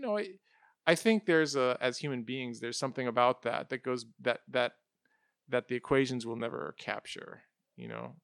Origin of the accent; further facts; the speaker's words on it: United States; we're growing up in the United States